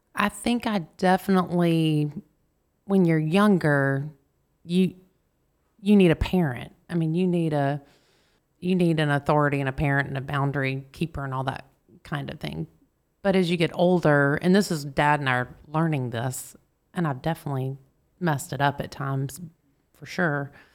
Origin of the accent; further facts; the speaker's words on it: Marietta, Georgia, United States; also born or lived in East Point, Georgia / Snellville, Georgia / Rome, Georgia; when I was three, we moved to Marietta, Georgia. So that's where I go Marietta Blue Devils. That's where I grew up.